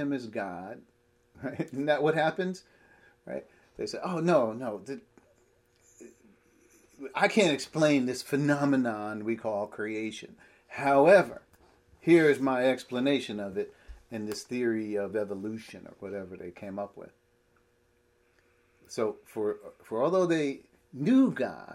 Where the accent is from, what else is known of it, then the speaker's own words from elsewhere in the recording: Piscataway, New Jersey, United States; where we grew up in Piscataway